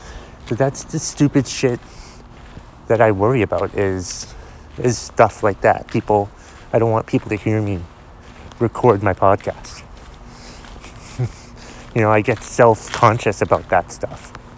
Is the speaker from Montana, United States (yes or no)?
no; Boston, Massachusetts, United States; born there; I was born in Boston, but I've never had a Boston accent.